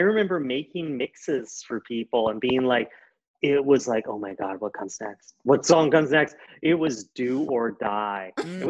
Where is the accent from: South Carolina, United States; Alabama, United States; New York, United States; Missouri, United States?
South Carolina, United States; I'm from South Carolina.